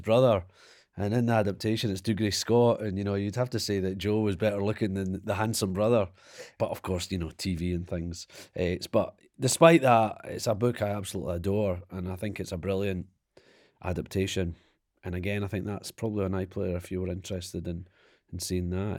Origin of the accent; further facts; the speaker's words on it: Perth, Scotland, United Kingdom; I grew up in Perth and small town, no excitement, no bands ever came into play.